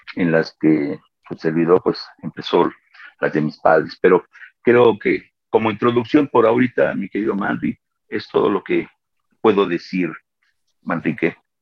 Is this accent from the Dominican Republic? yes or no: no; Mexico City, Mexico; soy de México, de la Ciudad de México